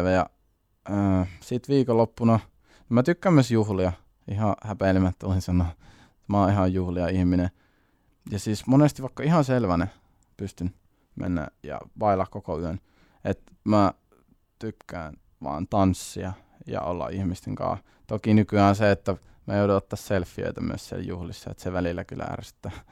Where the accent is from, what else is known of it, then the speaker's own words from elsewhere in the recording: Siilinjärvi, North Savo, Finland; also born or lived in Kuopio; ollaan näitä asuttu Siilijärvi-Kuopio väliä koko lapsuus